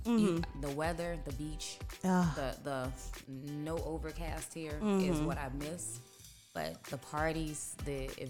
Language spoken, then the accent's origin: English; Tampa, Florida, United States; also born or lived in Atlanta; I'm originally from Tampa, Florida. I just got back from Atlanta within the last year. I was there 10 years